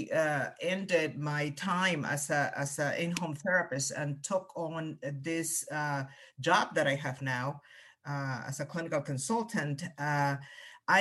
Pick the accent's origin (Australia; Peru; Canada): Peru; first language Spanish; English is a second language; moved away as an adult; also born or lived in Cayman County, United States; now in United States; I came to the U.S. as a college student. So I was, you know, I had already significant relationships with my family and a lot of closeness with my family. That I am originally from Peru, so I came here to go to college.